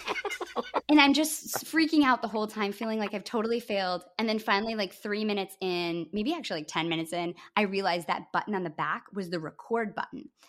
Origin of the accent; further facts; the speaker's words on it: Grand Rapids, Michigan, United States; my hometown in Grand Rapids, Michigan